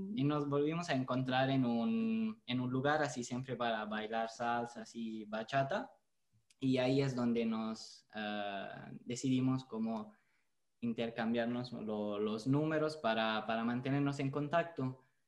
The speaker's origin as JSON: {"language": "Spanish", "country": "Italy", "second_language": "Spanish", "said": "soy italiano. De hecho, el español no es mi, mi primer idioma"}